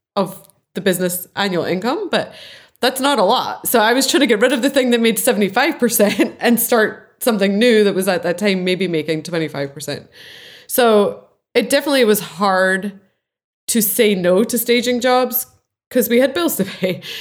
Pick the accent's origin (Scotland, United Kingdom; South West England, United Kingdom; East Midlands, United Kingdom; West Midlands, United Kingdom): Scotland, United Kingdom; I'm Scottish